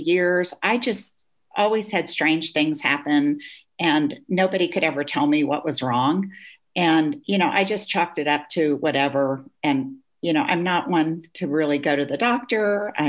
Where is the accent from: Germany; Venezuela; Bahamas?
Germany; I grew up in Germany. My father worked for the US government.